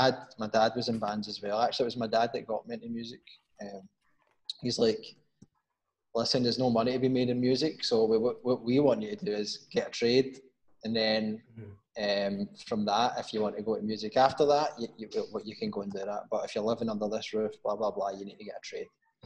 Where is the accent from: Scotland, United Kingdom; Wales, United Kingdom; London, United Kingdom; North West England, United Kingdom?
Scotland, United Kingdom; Glasgow; moved away as an adult; also born or lived in Thailand; Yeah, always in Drumchapel. Stayed in Barncock. I don't know if anyone knows that who's listening to this, but it's in Drumchapel, I suppose, right in the centre of Drumchapel, just to have a kin fun. So stayed there, and then I moved to a little place just down front called Summerhill.